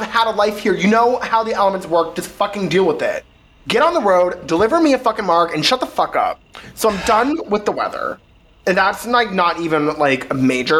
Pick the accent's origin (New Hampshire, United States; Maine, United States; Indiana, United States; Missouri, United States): New Hampshire, United States; growing up in New Hampshire